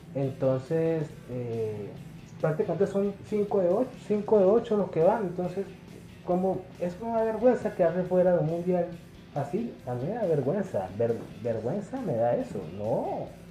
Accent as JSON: {"language": "Spanish", "country": "Colombia", "said": "yo soy colombiano, Yo no soy peruano ni, ni brasileño ni nada por el estilo, yo soy de aquí como, como todos nosotros"}